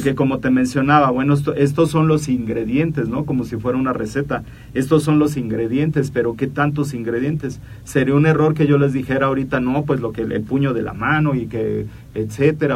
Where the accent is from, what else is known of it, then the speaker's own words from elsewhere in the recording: Mexico; somos mexicanos